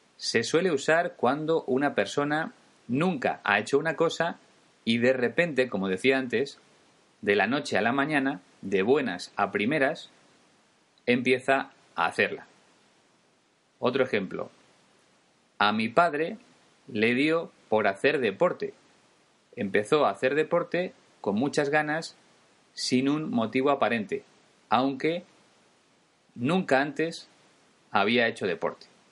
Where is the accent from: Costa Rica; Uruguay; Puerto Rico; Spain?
Spain; los españoles